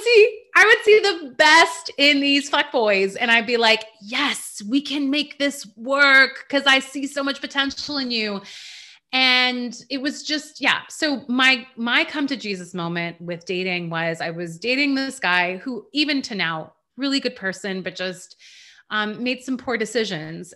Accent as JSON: {"language": "English", "country": "Canada", "tie": "born or raised there", "also_born_or_lived": "Iran", "said": "I was born in Iran. We moved to Canada when I was around four"}